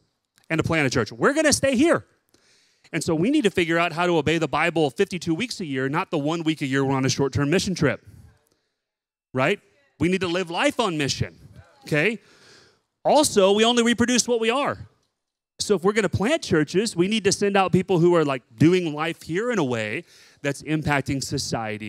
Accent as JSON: {"language": "English", "town": "Dallas", "region": "Texas", "country": "United States", "tie": "born or raised there", "moved": "as an adult", "lives_now": "San Diego, United States", "said": "I was raised in Dallas, Texas"}